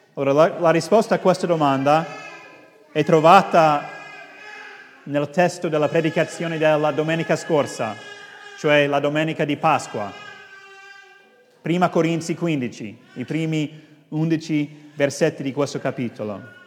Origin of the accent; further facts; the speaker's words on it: United States; now in Rome, Italy; sono statunitense ma sono in Italia da tanti anni